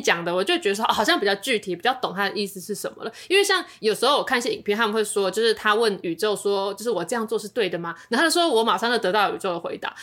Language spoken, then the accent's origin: Chinese; Taiwan; 我们是台湾人